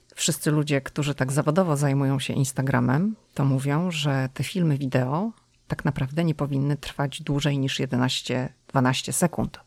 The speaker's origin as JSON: {"language": "Polish", "town": "Szczecin", "region": "West Pomeranian Voivodeship", "country": "Poland", "said": "ja jestem ze Szczecina"}